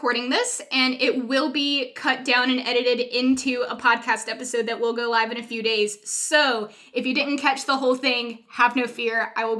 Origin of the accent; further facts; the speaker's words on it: Atlanta, Georgia, United States; also born or lived in North Carolina / Philadelphia; now in Chattanooga, United States; So if you don't know, I'm originally from North Carolina, hence all the love for barbecue. I grew up in Atlanta. I've moved back and forth between Atlanta and Philadelphia 3 times.